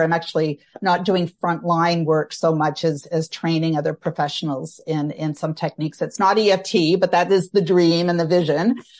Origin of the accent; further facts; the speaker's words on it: Canada; I'm Canadian. I, uh, live outside of Toronto, uh, Canada